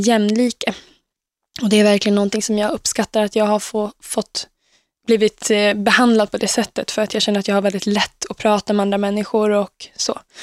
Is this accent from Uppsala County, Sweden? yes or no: yes; Uppsala, Uppsala County, Sweden; jag växte upp i Eriksberg i Uppsala med mina två föräldrar